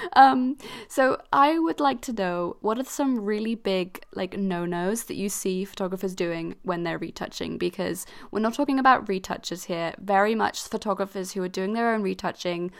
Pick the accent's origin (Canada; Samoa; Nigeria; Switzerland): Switzerland; I grew up in Switzerland and, like, and especially in my kind of community, 'cause I was part of an international school